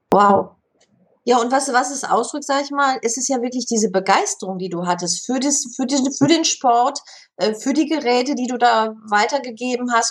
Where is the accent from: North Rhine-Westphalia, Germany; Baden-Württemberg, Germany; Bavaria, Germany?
North Rhine-Westphalia, Germany; Bochum; moved away; Bochum, meiner Heimatstadt